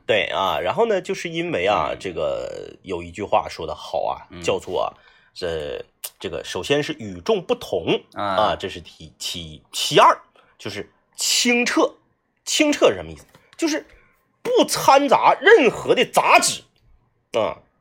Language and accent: Chinese; Fushun, Liaoning, China; 因为我老家是辽宁的，我，我，我老家是抚顺的，离鞍山特别近啊